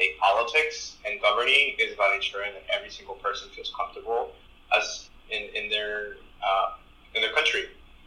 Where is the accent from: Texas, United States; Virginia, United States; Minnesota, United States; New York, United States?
Texas, United States; first language Spanish; English is a second language; also born or lived in Mexico; Mexican-American immigrant who is a gay man. And I think growing up in Texas